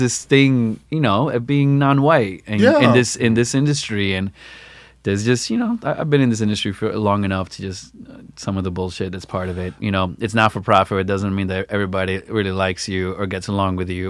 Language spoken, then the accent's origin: English; New York, United States; moved away as an adult; also born or lived in Chicago; I grew up here in New York, and so then when I moved back in 2016